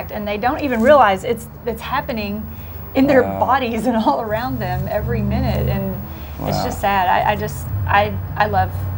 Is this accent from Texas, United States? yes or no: yes; Paris, Texas, United States; moved away as an adult; also born or lived in New York / Massachusetts / Virginia; now in Tyler, United States; I grew up in a different town, Paris, Texas.